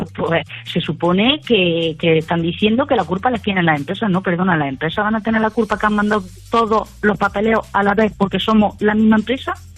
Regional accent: Jaén, Andalusia, Spain; also born or lived in Madrid; now in Navarre, Spain; yo soy de Jaén, estaba en Madrid y ahora estoy en Navarra.

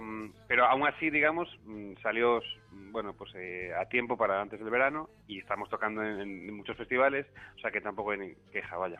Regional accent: A Coruña, Galicia, Spain; also born or lived in Buenos Aires, Argentina; now in Madrid, Spain; Coruña, mi ciudad natal

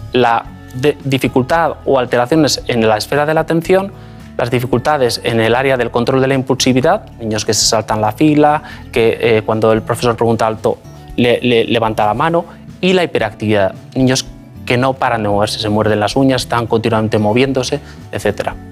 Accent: Basque Country, Spain; born or raised there; moved away as an adult; also born or lived in Madrid / London

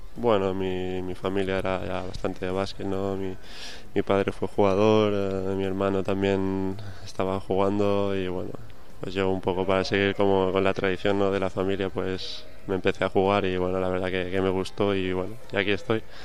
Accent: Mallorca, Balearic Islands, Spain; now in Valencia, Spain; el pabellón de, mi pueblo, ¿no? De, Mallorca

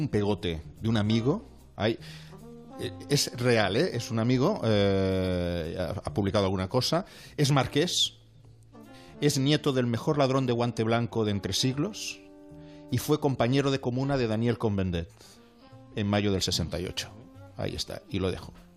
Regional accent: Vallès, Catalonia, Spain; soy del Vallés

